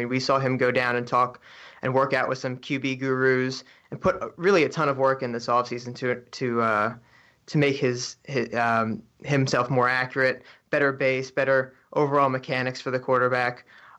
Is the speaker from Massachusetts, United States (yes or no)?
no; New Jersey, United States; where I'm from in Jersey. So we mainly have Jets and Giants fans where I'm at.